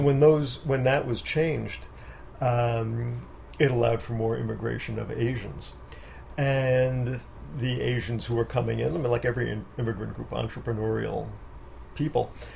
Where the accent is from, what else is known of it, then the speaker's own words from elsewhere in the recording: New York City, New York, United States; also born or lived in Manhattan; I was born in Manhattan, and my parents wanted me to have the rural life, so they moved out to Queens